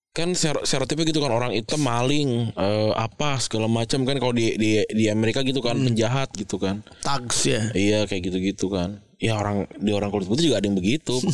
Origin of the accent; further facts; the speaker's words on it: West Java, Indonesia; Emang kalau emang kalau gue karena gue Sunda gue harus berhadapan sama keluarga eh, keluarga nyokap gue yang Betawi